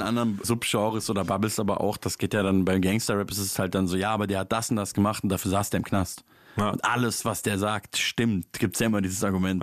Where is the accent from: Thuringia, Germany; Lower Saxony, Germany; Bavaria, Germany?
Bavaria, Germany; Munich; wo ich herkomme, so, also Münchner Hip-Hop-Szene ist ja auf jeden Fall eine ganz andere Welt als Berliner Hip-Hop-Szene